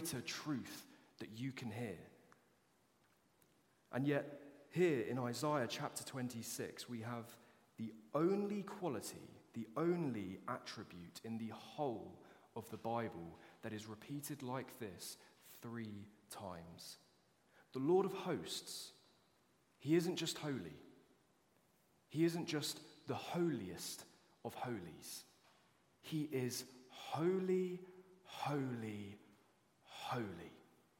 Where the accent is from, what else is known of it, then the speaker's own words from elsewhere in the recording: United Kingdom; as British people